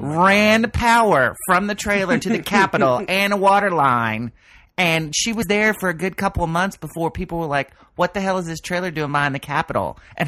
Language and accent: English; Oklahoma, United States; I'm from Oklahoma